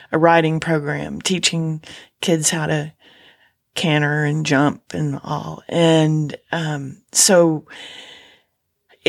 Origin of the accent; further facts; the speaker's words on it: Houston, Texas, United States; I'm from Houston